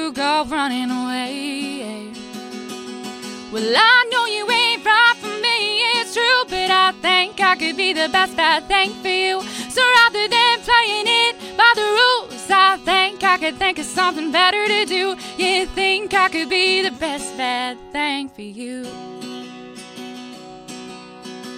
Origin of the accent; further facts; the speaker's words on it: Detroit Lakes, Minnesota, United States; I'm originally from Detroit Lakes